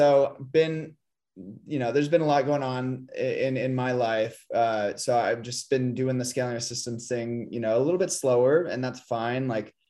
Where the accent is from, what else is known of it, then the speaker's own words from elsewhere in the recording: San Diego, California, United States; like I'm from San Diego, I have my own opinions about